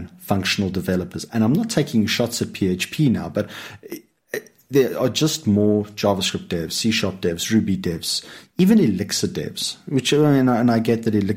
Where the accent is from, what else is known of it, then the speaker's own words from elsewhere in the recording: Lowveld, South Africa; moved away; for the first part of my life, I grew up in the Lowveld